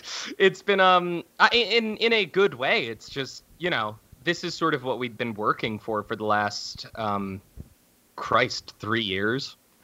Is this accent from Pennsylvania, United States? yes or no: yes; Pennsylvania, United States; moved away as an adult; also born or lived in Montana / New York City / Berlin; now in Los Angeles, United States; Well, I'm from Montana originally. I lived there until I was young, something like 6-ish. And then I moved to Pennsylvania, where I went to high school and all of that.